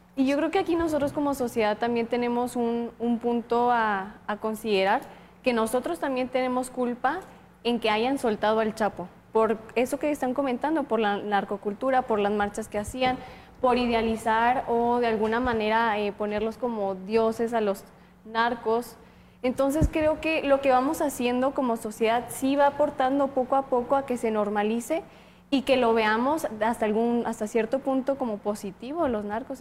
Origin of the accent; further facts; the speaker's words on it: Mexico; para todos como mexicanos